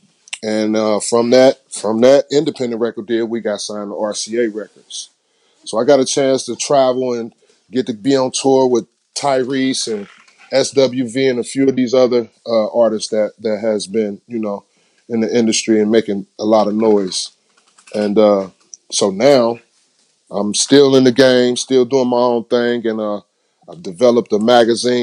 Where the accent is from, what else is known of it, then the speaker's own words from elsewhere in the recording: Cincinnati, Ohio, United States; My hometown, Cincinnati, Ohio, born and raised